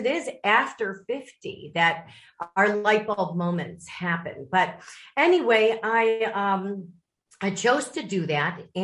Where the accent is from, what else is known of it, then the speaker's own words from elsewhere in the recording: Lake Forest, Illinois, United States; moved away as an adult; I grew up in Lake Forest, Illinois